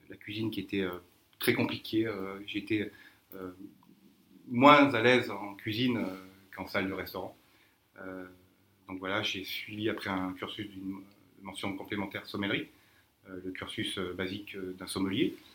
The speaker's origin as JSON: {"language": "French", "town": "Clermont-Ferrand", "region": "Auvergne-Rhône-Alpes", "country": "France", "tie": "born or raised there", "also_born_or_lived": "Tours", "moved": "as an adult", "lives_now": "Mauritius", "said": "je, suis sommelier, je suis natif donc d'Auvergne, de Clermont-Ferrand, puis même un petit village près du Mont d'Or, la méconnu."}